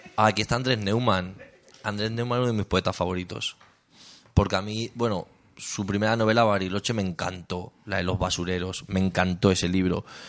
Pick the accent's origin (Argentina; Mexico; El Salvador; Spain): Spain; Talavera de la Reina, Castilla-La Mancha; also born or lived in Cuenca; yo soy de Castilla-La Mancha.